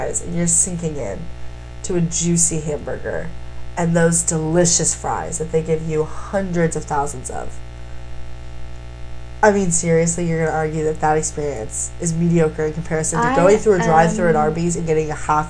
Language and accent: English; Ohio, United States; born or raised there; moved away as an adult; now in Nashville, United States